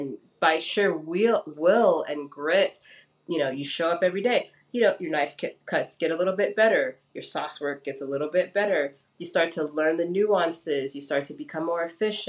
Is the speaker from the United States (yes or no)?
yes; Los Angeles, California, United States; also born or lived in Gardena, California / Lancaster, California / Santa Monica, California; I grew up in Los Angeles